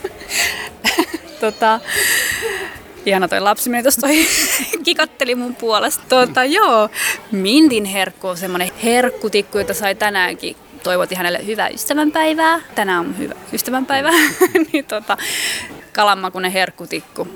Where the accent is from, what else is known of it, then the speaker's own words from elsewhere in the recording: Finland; mä oon Suomesta